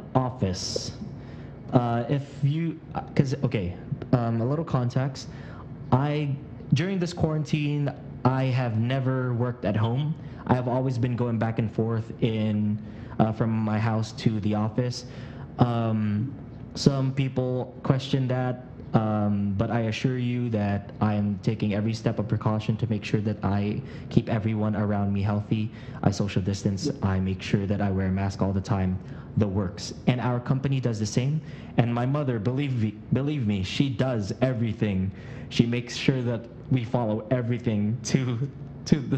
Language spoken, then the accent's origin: English; Philippines; also born or lived in United States; I was born in America, but I was raised here in the Philippines.